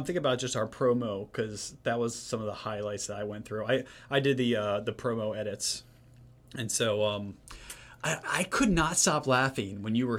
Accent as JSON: {"language": "English", "area": "near Mount Airy", "region": "Maryland", "country": "United States", "tie": "born or raised there", "said": "we film in Mount Airy, Maryland. I grew up about 45 minutes from here on a big farm in a little town."}